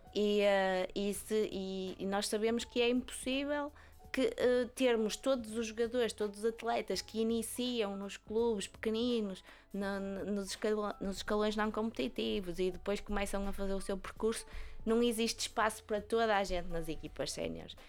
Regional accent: Vila Nova de Gaia, Porto District, Portugal; É o clube da minha terra

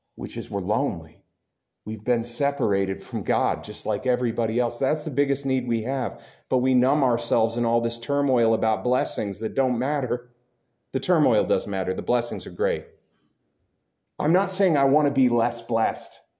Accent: United States; I'm an American

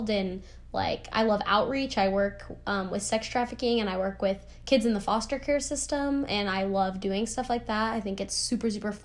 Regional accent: New Mexico, United States; moved away; I'm from New Mexico

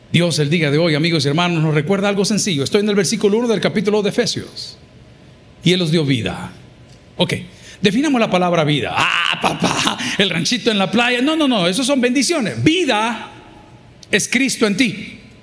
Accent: El Salvador

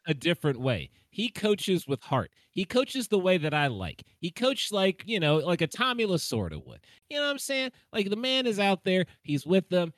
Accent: Tennessee, United States; I grew up in Tennessee.

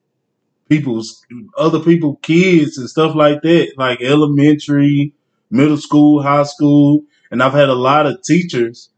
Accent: Longview, Texas, United States; I'm from Longview, Texas. But I'm a river rat to the day

